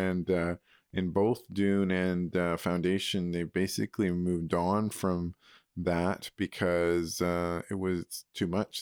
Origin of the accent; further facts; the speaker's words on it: Alberta, Canada; moved away as an adult; also born or lived in Spruce Grove / Toronto; I grew up in Alberta